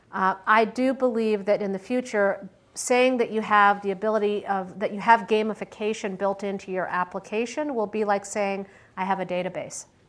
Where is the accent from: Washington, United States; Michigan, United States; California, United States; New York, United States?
Michigan, United States; also born or lived in Pittsburgh, Pennsylvania; now in Silicon Valley, United States; I grew up in Michigan